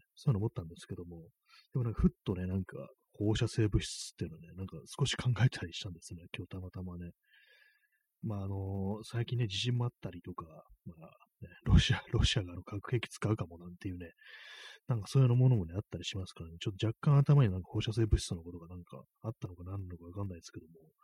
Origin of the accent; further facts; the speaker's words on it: Tokyo, Japan; 私はもう東京生まれなんですけども